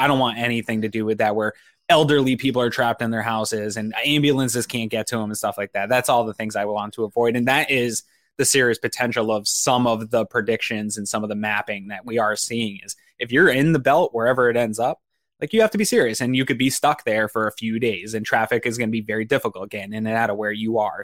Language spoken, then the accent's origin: English; Northeast, United States; I grew up in the Northeast